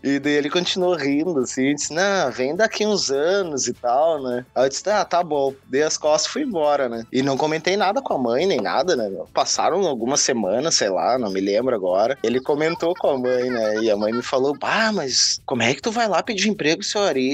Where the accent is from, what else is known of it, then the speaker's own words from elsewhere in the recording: Viamão, Rio Grande do Sul, Brazil; moved away as an adult; also born or lived in Porto Alegre; now in Australia; sou nascido em Porto Alegre, criado em Viamão, mais precisamente na Vila Santa Cecília